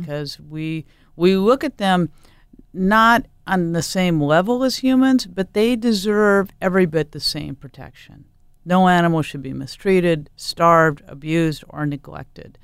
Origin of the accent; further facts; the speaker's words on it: Portland, Oregon, United States; I grew up in Portland